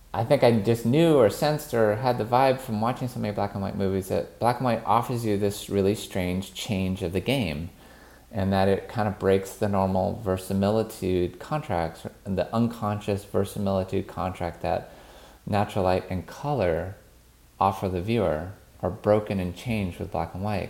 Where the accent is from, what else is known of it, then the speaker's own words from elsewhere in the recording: United States; I'm an American born in the, in the sixties